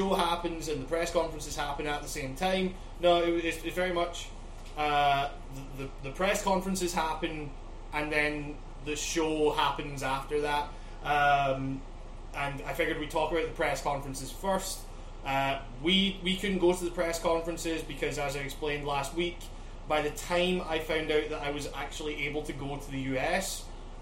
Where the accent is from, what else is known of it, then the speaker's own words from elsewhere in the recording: Scotland, United Kingdom; moved away; I'm from Scotland